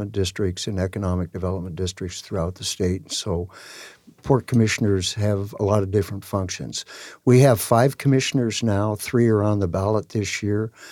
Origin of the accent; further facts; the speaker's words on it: Tacoma, Washington, United States; I'm born and raised in Tacoma, in South